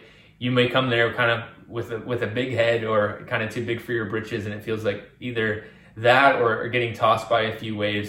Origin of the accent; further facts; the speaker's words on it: Virginia, United States; I grew up on the East Coast. I grew up in Virginia near the Atlantic Ocean.